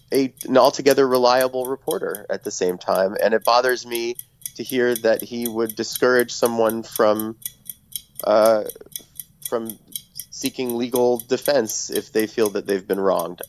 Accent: New York, United States; growing up in New York and listening to 1010 Winds

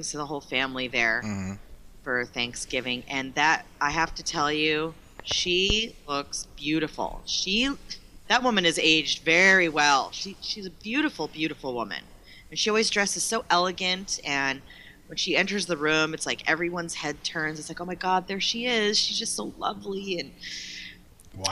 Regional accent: Boston, Massachusetts, United States; we're all from Boston

